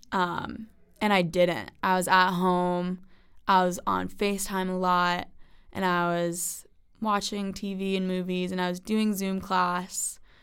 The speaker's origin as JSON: {"language": "English", "area": "Westchester", "region": "New York", "country": "United States", "said": "I'm from Westchester, New York."}